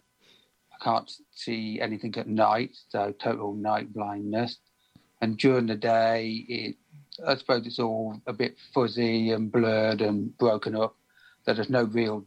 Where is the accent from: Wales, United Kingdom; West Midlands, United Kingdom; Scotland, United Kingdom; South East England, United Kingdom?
West Midlands, United Kingdom; Birmingham; I'm from Birmingham in the UK